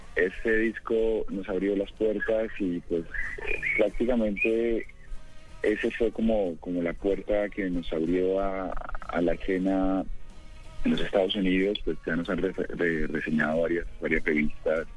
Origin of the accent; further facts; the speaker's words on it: Pereira, Risaralda, Colombia; Yo soy de Pereira, Pereira, Crisaralda.